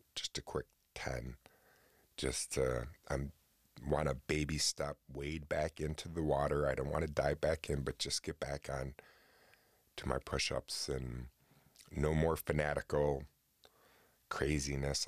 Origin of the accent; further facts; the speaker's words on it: New Haven, New York, United States; growing up out in New Haven, where I grew up in New York, um, which was a tiny little town